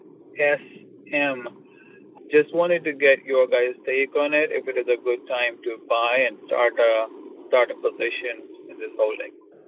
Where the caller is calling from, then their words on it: Bay Area, California, United States; I'm calling from the Bay Area.